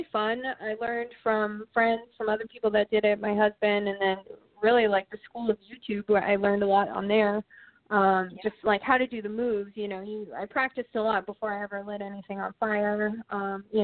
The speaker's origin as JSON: {"language": "English", "region": "Maine", "country": "United States", "tie": "born or raised there", "said": "Growing up in the Northeast, like when I grew up in Maine, we were literally on like the last street on the edge of town"}